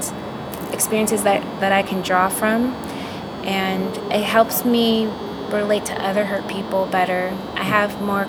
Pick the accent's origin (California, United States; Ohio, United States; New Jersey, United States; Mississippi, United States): California, United States; Los Angeles; Los Angeles.